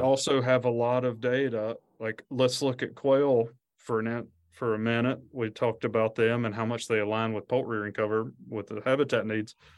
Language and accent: English; Alabama, United States; I grew up in Alabama